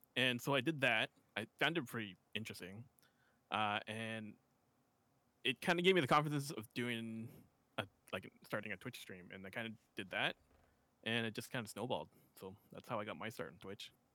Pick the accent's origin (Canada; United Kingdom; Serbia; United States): Canada; West Coast of Canada; I'm from Canada on the West Coast